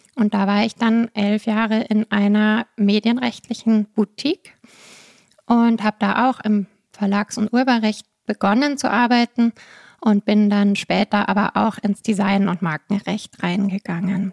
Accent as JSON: {"language": "German", "town": "Munich", "region": "Bavaria", "country": "Germany", "said": "Ich komme aus München, habe da dann ganz normal Jura studiert"}